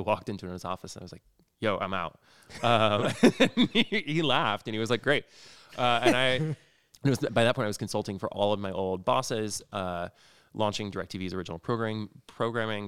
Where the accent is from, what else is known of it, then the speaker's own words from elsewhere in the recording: rural Indiana, United States; now in Los Angeles, United States; I grew up in rural Indiana